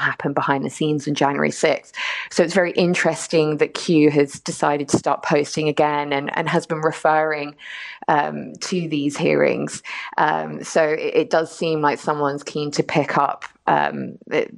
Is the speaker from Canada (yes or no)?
no; London, United Kingdom; also born or lived in Dublin, Ireland; now in United States; I was born in London to Irish parents, lived in Dublin for 3 years, and then moved to the US, and I've been here for about 4 years now.